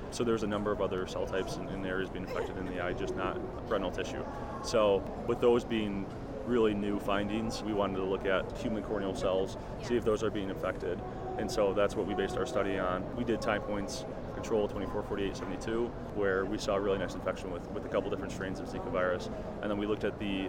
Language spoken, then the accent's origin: English; Detroit, Michigan, United States; I'm from Michigan, Detroit area originally, and I stayed in Michigan for my undergrad